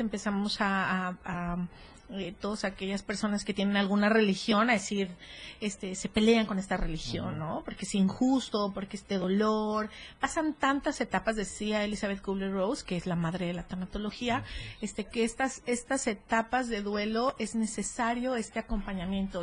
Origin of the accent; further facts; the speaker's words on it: Mexico; como mexicana